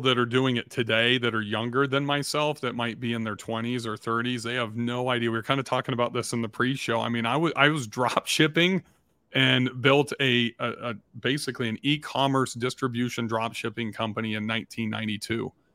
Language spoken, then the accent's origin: English; Southern California, United States; I grew up in Southern California